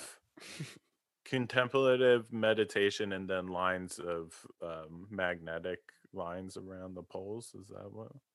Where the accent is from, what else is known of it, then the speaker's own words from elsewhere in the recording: East Coast, United States; moved away; growing up on the East Coast